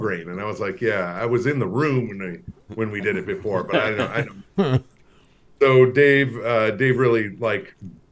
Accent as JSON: {"language": "English", "town": "Minneapolis", "region": "Minnesota", "country": "United States", "tie": "born or raised there", "also_born_or_lived": "St. Louis, Missouri", "moved": "yes", "lives_now": "Long Island, United States", "said": "I grew up in Minneapolis"}